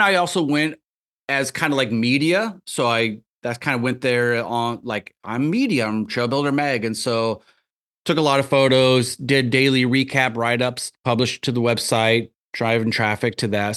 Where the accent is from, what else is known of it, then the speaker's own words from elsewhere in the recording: Tama, Iowa, United States; moved away; also born or lived in Tucson, Arizona; I grew up in a little town called Tama, which is about forty-five m, minutes straight west of Cedar Rapids, just straight west.